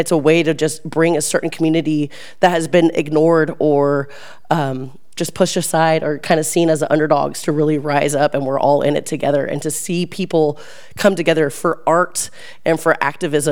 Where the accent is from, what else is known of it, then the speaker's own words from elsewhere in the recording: Reno, Nevada, United States; moved away; I am from Reno, Nevada